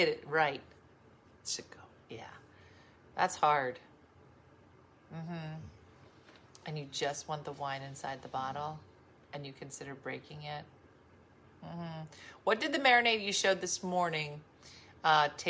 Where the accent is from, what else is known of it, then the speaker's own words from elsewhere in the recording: Binghamton, New York, United States; It's made in my hometown of Binghamton, New York